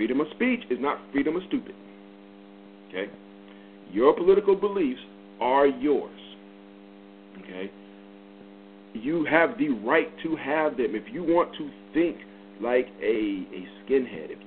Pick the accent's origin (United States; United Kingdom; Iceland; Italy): United States; the North; moved away as an adult; now in the South, United States; I grew up in the North. I now live in the South.